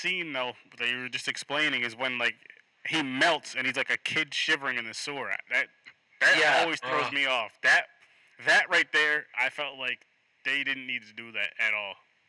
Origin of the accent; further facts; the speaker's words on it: New York, United States; I'm not from the city. I'm not from New York City, though. I'm like 3 or 4 hours away from it